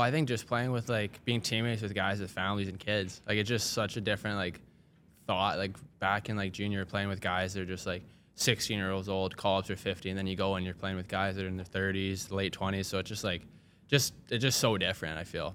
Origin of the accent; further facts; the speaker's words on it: Saskatoon, Saskatchewan, Canada; I'm from Saskatoon, so country's pretty big there